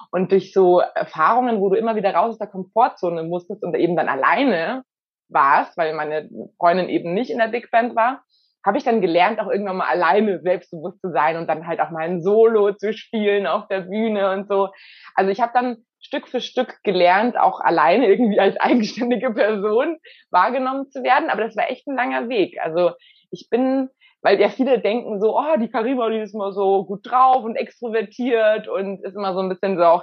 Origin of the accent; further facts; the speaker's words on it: Bavaria, Germany; Also ich bin in der Nähe von München aufgewachsen mit zwei Geschwistern.